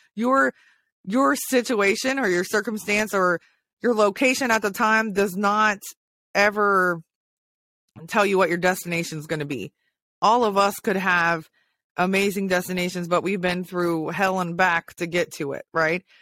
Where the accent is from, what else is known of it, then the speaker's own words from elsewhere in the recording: Hawaii, United States; I was born in Hawaii too